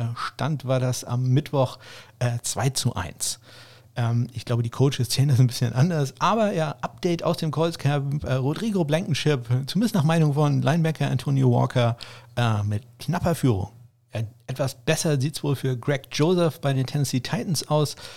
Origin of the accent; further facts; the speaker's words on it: Northern Germany, Germany; zumindest ich als Norddeutscher